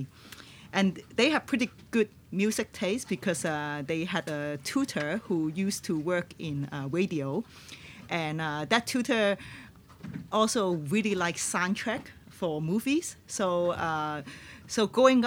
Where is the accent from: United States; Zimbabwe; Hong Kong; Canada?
Hong Kong; Tuen Mun, New Territories; first language Cantonese; English is a second language; I grew up in a new territory, Tuen Mun